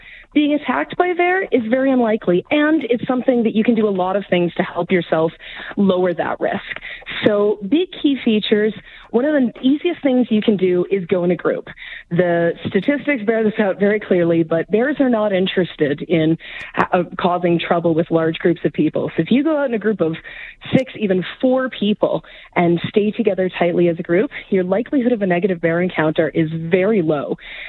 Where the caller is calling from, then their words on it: Calgary, Alberta, Canada; I'm speaking from Calgary, of course, so I've got a little bit more familiarity with the local area.